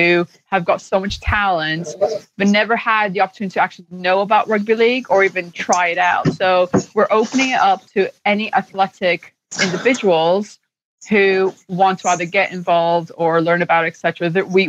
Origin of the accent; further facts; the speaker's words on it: Canada; as a Canadian